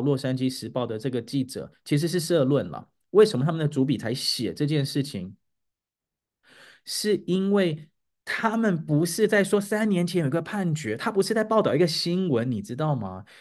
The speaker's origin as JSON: {"language": "Chinese", "country": "Taiwan", "said": "我们台湾人的母语"}